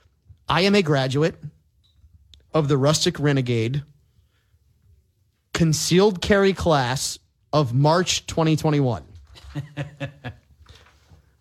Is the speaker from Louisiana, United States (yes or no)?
yes; New Orleans, Louisiana, United States; I am a New Orleans native